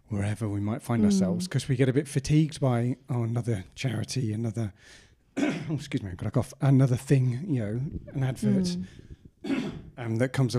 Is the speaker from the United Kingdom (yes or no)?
yes; Brighton, South East England, United Kingdom; I grew up in Brighton